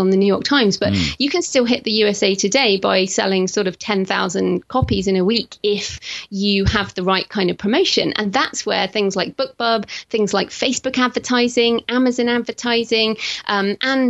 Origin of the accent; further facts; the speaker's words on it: United Kingdom; accent: British; being British